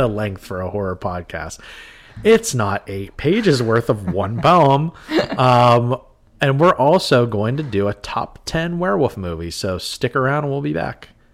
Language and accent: English; Western Pennsylvania, United States; Western Pennsylvania, where we grew up